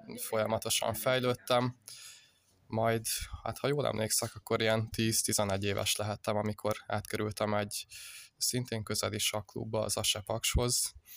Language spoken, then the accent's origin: Hungarian; Uszód, Bács-Kiskun, Hungary; én Kalocsa környékéről származok